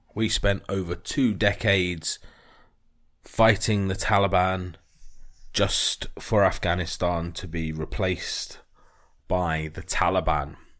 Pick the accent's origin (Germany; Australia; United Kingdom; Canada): United Kingdom